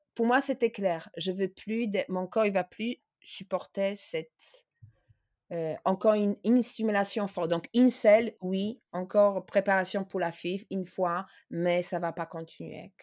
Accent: Poland; now in France; je suis polonaise

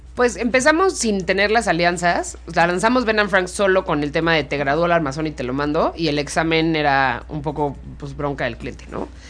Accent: Mexico; Entonces soy mexicano, tú eres mexicano, somos más o menos de la misma edad.

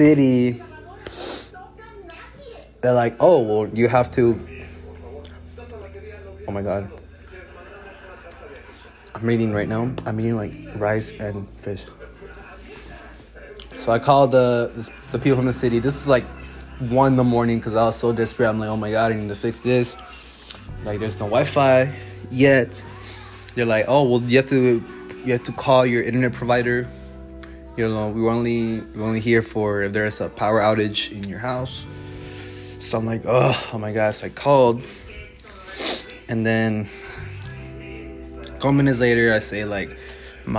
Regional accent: Dallas, Texas, United States; born and raised in Dallas, Texas.

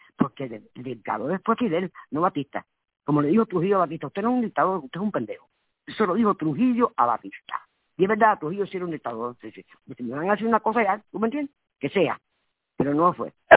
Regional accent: Havana, Cuba; moved away; nací en Cuba

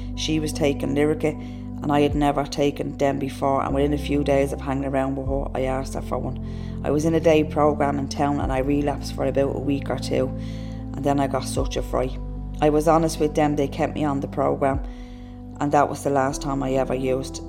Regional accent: Dublin, Leinster, Ireland; I lived in Ballymun and I lived there until I was about 11. In Ballymun, I remember that we never really had money. I had younger siblings. We moved to a different part of Dublin when I was 11, but when I was a kid, we grew up in Ballymun

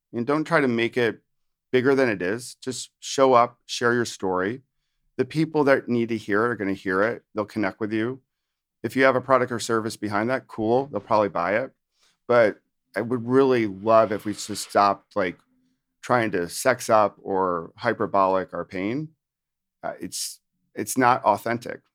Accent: upstate New York, United States; also born or lived in Virginia / Washington, D.C.; now in New Jersey, United States; I'm from New Jersey, but actually from originally upstate New York

